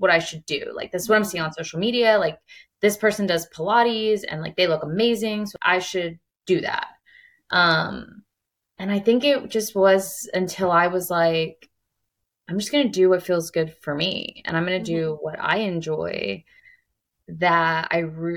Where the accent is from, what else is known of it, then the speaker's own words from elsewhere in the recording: Bucks County, Pennsylvania, United States; moved away; also born or lived in Houston; I'm from Bucks County, did a lot of really great internships with, you know, firms in Philadelphia